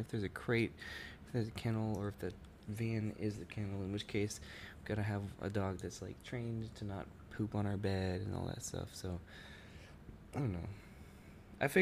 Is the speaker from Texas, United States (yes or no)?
yes; Texas, United States; we are living in Texas right now. I am from Texas.